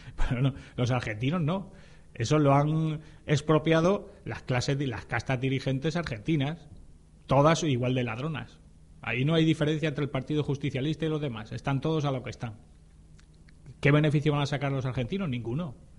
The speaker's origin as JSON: {"language": "Spanish", "country": "Spain", "said": "en mi calidad de español"}